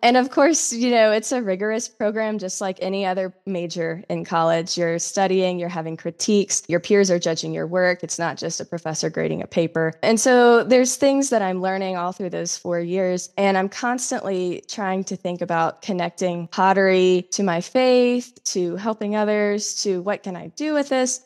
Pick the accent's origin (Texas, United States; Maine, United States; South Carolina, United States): South Carolina, United States; moved away; I'm originally from South Carolina in the United States.